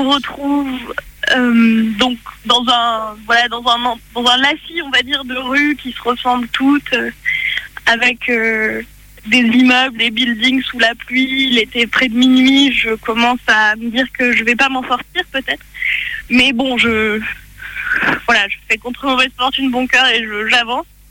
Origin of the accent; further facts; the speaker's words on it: France; je viens de France.